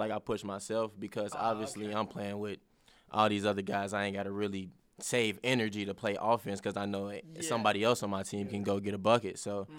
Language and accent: English; Cincinnati, Ohio, United States; and I'm from Cincinnati, so I've been seeing him play